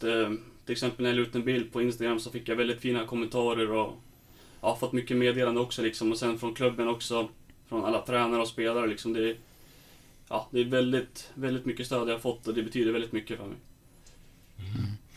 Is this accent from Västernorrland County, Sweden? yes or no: yes; Sundsvall, Västernorrland County, Sweden; moved away as an adult; now in Stockholm, Sweden; det är skönt att vara hemma i Sundsvall